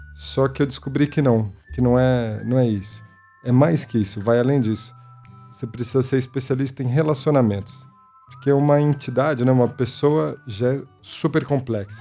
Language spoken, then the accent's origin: Portuguese; São Paulo, Brazil; Nasci num bairro muito próximo à Vila Medeiros, que é onde a gente vive hoje, onde o Mocotó está há 45 anos. E foi ali que eu me criei